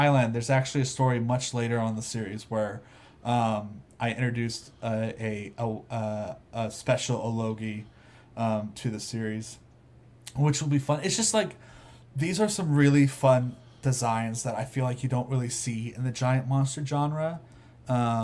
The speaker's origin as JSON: {"language": "English", "town": "Houston", "region": "Texas", "country": "United States", "tie": "born or raised there", "said": "I was born in Houston"}